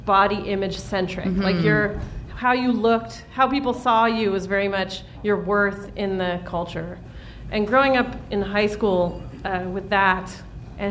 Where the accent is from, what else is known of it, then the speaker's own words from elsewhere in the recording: Los Angeles, California, United States; I grew up in Hollywood